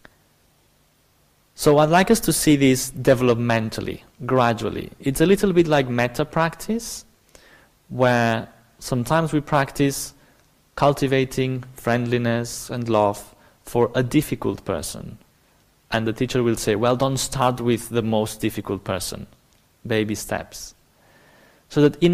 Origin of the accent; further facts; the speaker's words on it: Barcelona, Catalonia, Spain; English is a second language; moved away; I'm obviously not British. I come from the south of Europe. So I'm specifically from Barcelona